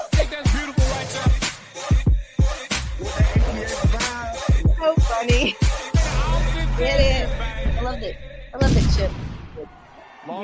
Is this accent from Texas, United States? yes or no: yes; Austin, Texas, United States; I grew up in Austin